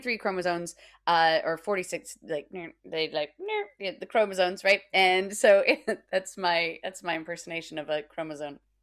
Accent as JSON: {"language": "English", "country": "United States", "moved": "yes", "lives_now": "United Kingdom", "said": "being an American living in the UK"}